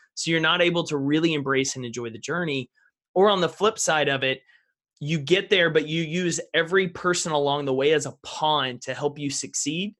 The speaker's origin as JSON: {"language": "English", "region": "East Texas", "country": "United States", "tie": "born or raised there", "said": "I grew up in East Texas, back in the piney woods, small town America."}